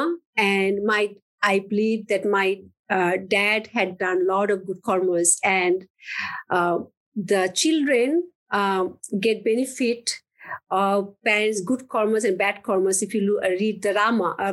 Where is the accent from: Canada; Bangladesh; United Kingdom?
Bangladesh; moved away; I grew up in Bangladesh.